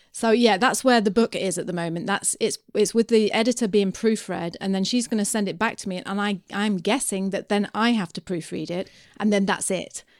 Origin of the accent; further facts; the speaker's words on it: United Kingdom; I'm British